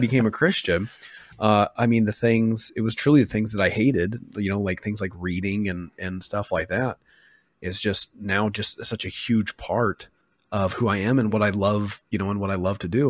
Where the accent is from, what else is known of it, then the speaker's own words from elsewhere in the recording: Western Oregon, United States; moved away; where I grew up, um, in Western Oregon